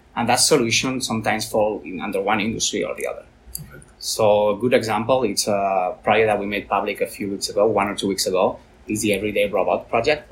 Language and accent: English; Valencia, Valencian Community, Spain; I'm from Valencia